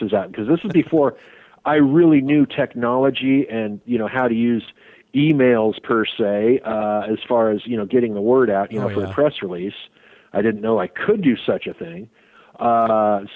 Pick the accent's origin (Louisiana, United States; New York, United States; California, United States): California, United States; Sacramento; moved away; going back to my hometown